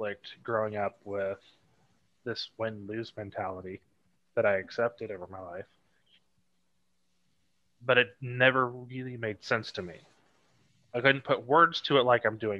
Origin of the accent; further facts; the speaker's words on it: Tennessee, United States; also born or lived in Ohio / Georgia; I moved to Tennessee / mostly Tennessee area